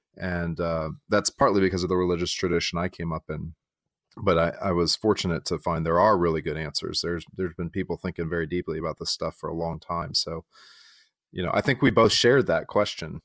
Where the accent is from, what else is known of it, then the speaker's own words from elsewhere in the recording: San Diego, California, United States; moved away as an adult; also born or lived in Texas / Chicago suburb; now in Winston-Salem, United States; I am from Texas, uh, though I grew up in, in, uh, San Diego for a good portion of my childhood.